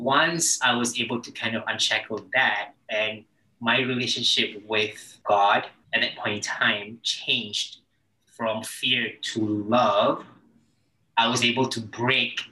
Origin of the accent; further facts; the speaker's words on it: Malaysia; now in Los Angeles, United States; I'm Malaysian out here in LA.